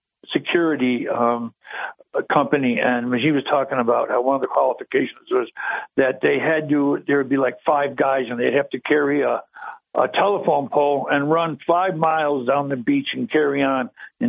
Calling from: Binghamton, New York, United States

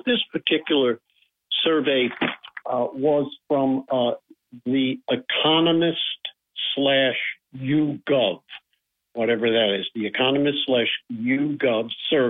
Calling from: Binghamton, New York, United States; Hey, Bob. It's … from Binghamton.

